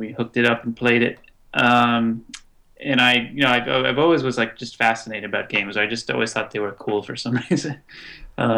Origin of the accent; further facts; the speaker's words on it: United States; moved away as an adult; also born or lived in Boston; now in Seoul, South Korea; I'm American, but now I live in Seoul, South Korea